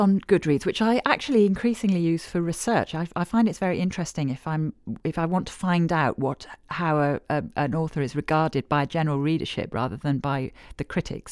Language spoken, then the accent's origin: English; Northern Nigeria, Nigeria; moved away; I grew up in Nigeria during the Civil War, but I was in the north